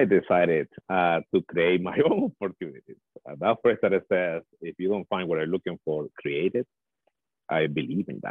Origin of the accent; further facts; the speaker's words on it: El Salvador; moved away as an adult; now in Edmonton, Canada; I'm originally from El Salvador, Central America. I moved to Canada 16 years ago, actually, and I call Edmonton home now.